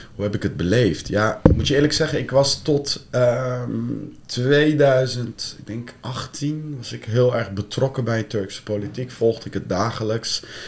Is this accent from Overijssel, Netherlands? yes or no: yes; Deventer, Overijssel, Netherlands; moved away as an adult; also born or lived in Amsterdam; ik ben zelf geboren en getogen in Deventer